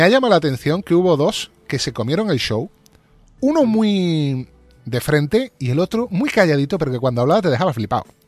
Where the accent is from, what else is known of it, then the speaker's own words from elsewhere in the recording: Spain; como somos los españoles